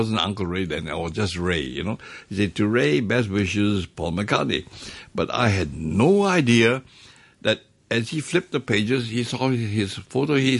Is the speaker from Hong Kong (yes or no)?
yes; Hong Kong; where are you from? I said, Hong Kong